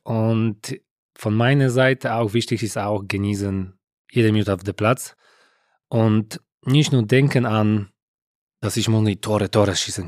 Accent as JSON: {"language": "German", "country": "Poland", "second_language": "German", "moved": "as an adult", "said": "ich war aus Polen."}